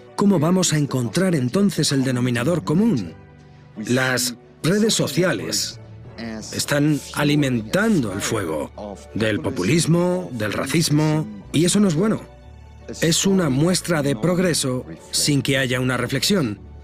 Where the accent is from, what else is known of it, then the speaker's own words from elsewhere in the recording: India; moved away; also born or lived in Luxembourg; Yo me crié en India y siendo un poco más mayor, me mudé a Luxemburgo